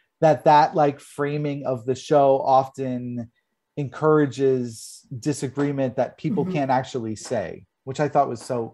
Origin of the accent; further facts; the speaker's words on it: New York, United States; I'm a New Yorker. I love New York. I love New Jersey because of the fact that I'm Italian too.